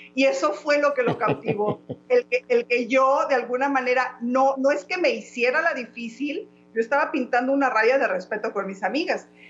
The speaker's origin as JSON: {"language": "Spanish", "region": "Guanajuato", "country": "Mexico", "also_born_or_lived": "León", "moved": "yes", "lives_now": "United States", "said": "soy de México, por cosas de la vida vivimos en Estados Unidos"}